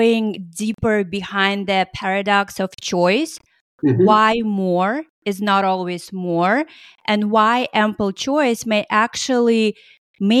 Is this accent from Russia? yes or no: yes; Russia; now in United States; I grew up in Russia